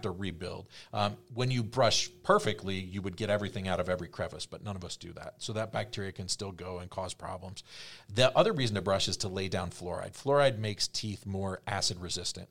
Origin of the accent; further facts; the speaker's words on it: East Coast, United States; I grew up on the East Coast and I'm so West Coast